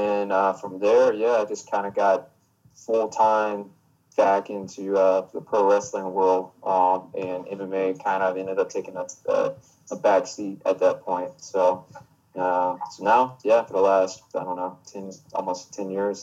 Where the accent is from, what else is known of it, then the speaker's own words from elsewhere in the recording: Augusta, Georgia, United States; I am from Augusta, Georgia, and have been wrestling roughly 17 years